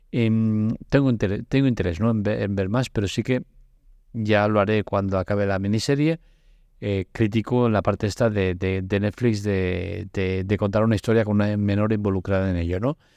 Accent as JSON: {"language": "Spanish", "town": "Barcelona", "region": "Catalonia", "country": "Spain", "said": "me toca de cerca porque yo soy de Barcelona"}